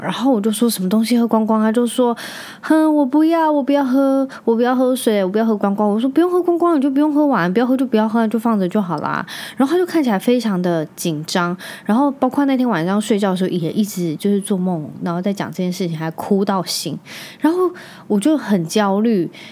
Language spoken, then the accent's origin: Chinese; Magong, Penghu County, Taiwan; moved away; 我是在澎湖长大的嘛